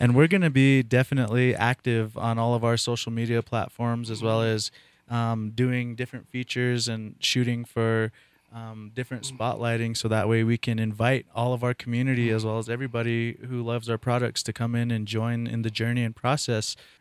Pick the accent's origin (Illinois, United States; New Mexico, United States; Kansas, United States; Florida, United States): New Mexico, United States; Taos Pueblo; I was born and raised in Taos Pueblo